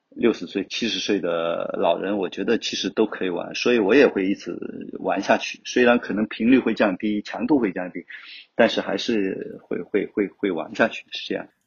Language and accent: Chinese; Wenzhou, Zhejiang, China; also born or lived in Hangzhou; 我是来自 温州，就土生土长的温州人，十一九七三年出生的